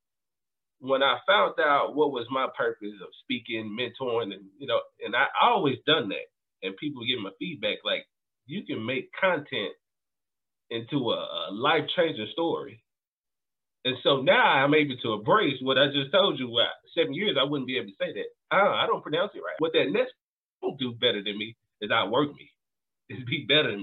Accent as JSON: {"language": "English", "region": "New York", "country": "United States", "said": "I'm from New York, so I'm a fast talker by nature"}